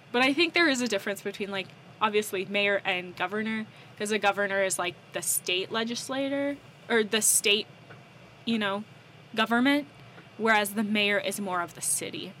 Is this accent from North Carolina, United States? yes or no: yes; North Carolina, United States; accent: American; moved away as an adult; also born or lived in Southern California; I grew up in North Carolina